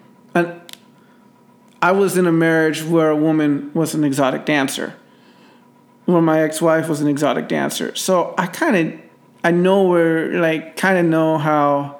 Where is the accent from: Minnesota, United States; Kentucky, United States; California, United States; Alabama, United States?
California, United States; Los Angeles; I'm from